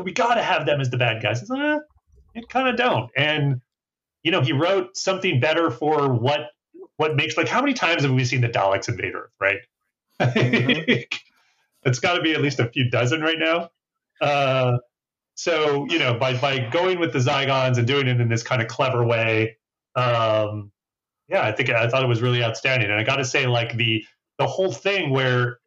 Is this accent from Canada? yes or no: yes; Canada; I grew up in Canada